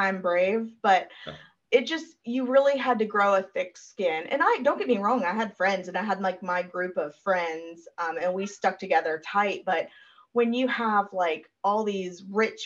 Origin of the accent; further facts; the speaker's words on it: Brentwood, Tennessee, United States; I went to Brentwood High, which is... in Nashville, there is a suburb of Nashville called Brentwood